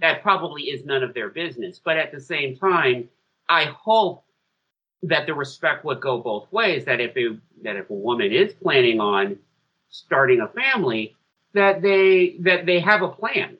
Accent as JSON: {"language": "English", "country": "United States", "said": "I'm saying that as an American"}